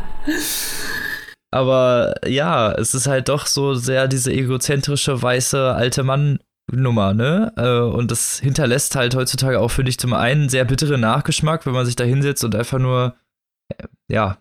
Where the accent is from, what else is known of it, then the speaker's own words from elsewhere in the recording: Germany; als Deutscher